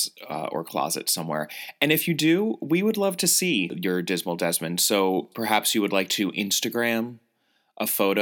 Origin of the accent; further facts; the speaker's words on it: United States; as an American Anglophile